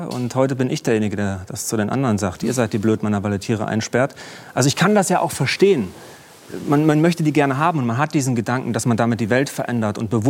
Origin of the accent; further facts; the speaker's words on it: Jena, Thuringia, Germany; bin durch Jena gelaufen, meine Heimatstadt, und habe Unterschriften gesammelt für Rettet die Wale.